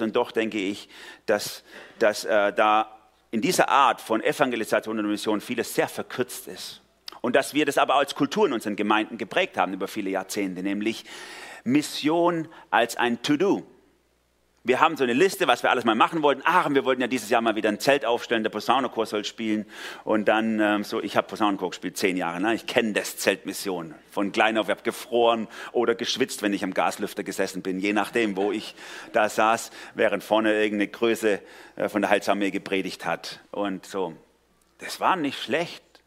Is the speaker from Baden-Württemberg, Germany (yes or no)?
yes; Swabia, Baden-Württemberg, Germany; also born or lived in Durlach, Karlsruhe; now in Karlsruhe, Germany; weil ich als Schwabe in Baden gelandet bin